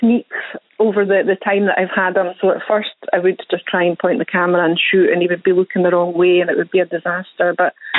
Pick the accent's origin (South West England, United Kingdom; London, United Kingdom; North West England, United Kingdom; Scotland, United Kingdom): Scotland, United Kingdom; Edinburgh; Whole life, yes. Born and bred. Edinburgh is my hometown